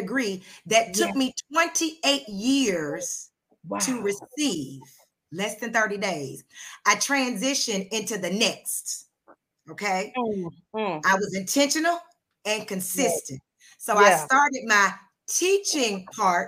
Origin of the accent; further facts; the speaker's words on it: Charleston, South Carolina, United States; also born or lived in Atlanta, Georgia; I was born in Atlanta, but I was raised in Charleston, South Carolina.